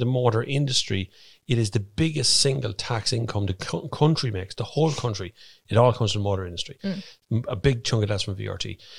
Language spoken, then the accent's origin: English; Ireland; we're Irish.